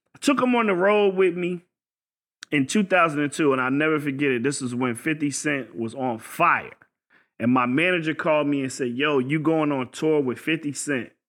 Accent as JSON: {"language": "English", "region": "Virginia", "country": "United States", "said": "I'm from Virginia"}